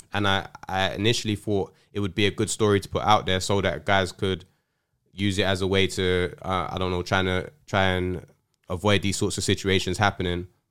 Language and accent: English; London, United Kingdom; I grew up in South London